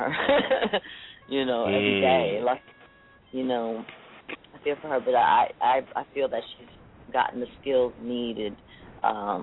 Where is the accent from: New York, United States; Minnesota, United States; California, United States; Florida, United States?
New York, United States; New York City; also born or lived in Queens, New York; I'm a Bronx, South Bronx, New York native myself.